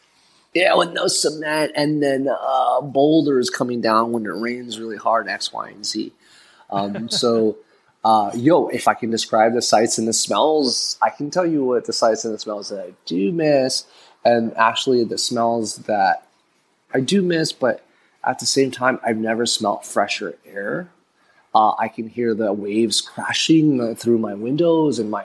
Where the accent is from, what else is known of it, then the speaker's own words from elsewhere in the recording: San Francisco, California, United States; moved away as an adult; also born or lived in Philippines / Emeryville, California; now in El Nido, Philippines; I'm originally from San Francisco Bay Area.